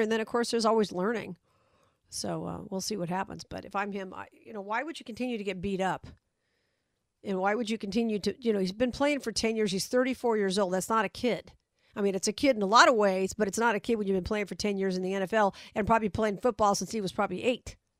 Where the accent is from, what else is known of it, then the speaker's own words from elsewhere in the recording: Las Vegas, Nevada, United States; my hometown